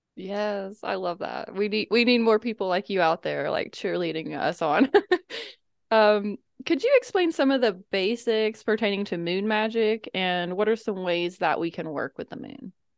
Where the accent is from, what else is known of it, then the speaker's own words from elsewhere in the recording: the Bible Belt, United States; I grew up in the Bible Belt